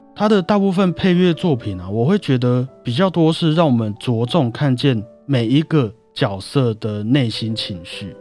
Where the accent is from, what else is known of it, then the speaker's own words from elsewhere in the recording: Taiwan; 我是台湾人啊